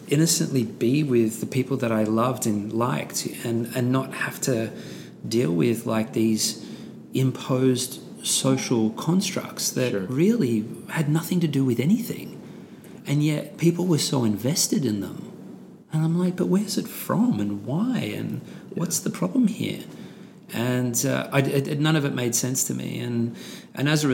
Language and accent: English; Australia; my Australian white Caucasian sort of cohort